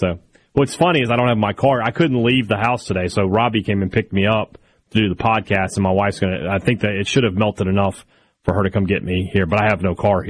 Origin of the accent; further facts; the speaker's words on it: Starkville, Mississippi, United States; I will be on 100.9 here in Starkville. So at least my hometown's channel's got me on.